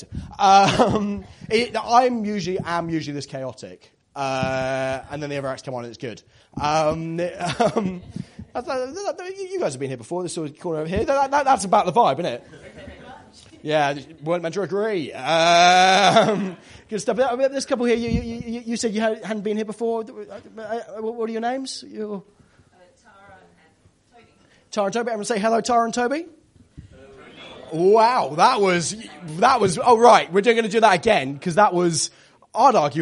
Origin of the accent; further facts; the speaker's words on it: Devon, South West England, United Kingdom; I come from Devon.